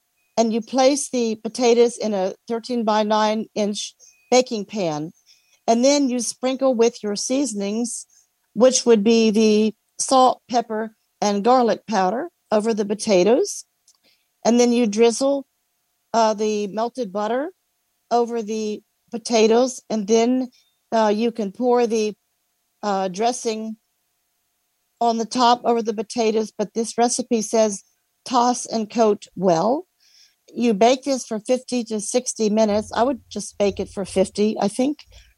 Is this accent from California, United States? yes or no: no; Alexandria, Virginia, United States; I'm from Alexandria, Virginia, where we've had some rain today.